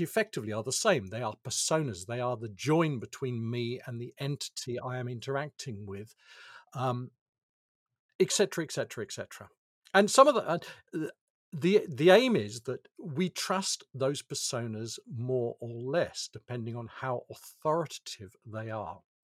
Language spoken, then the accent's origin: English; United Kingdom; I'm, I'm British, I have a British birth certificate.